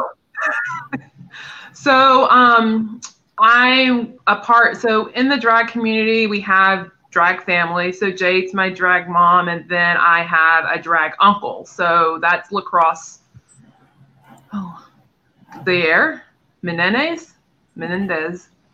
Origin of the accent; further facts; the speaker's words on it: North Carolina, United States; moved away; I'm from North Carolina originally